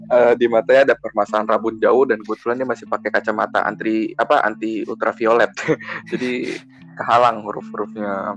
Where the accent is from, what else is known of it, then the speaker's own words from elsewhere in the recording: Jakarta, Indonesia; gua orang Jakarta, gua tinggal di daerah Jakarta Barat, Tomang tepatnya